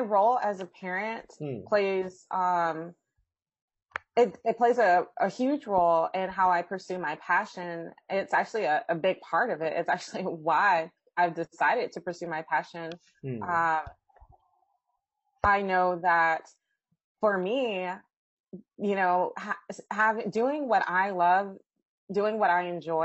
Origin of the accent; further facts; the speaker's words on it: Austin, Texas, United States; I'm from Austin, Texas. Texas is a wonderful state. I love my state. I love my city